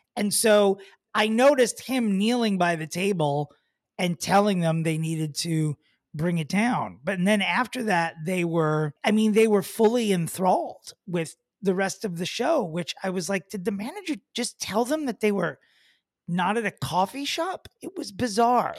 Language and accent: English; Oceanside, New York, United States; also born or lived in Smithtown, New York; I grew up in Oceanside